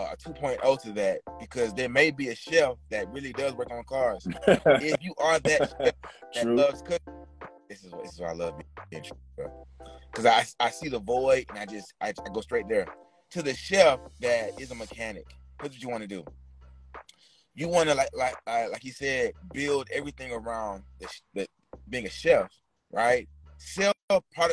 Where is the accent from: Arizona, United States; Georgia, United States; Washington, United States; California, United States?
Georgia, United States; Atlanta; also born or lived in San Francisco Bay Area; I'm from Atlanta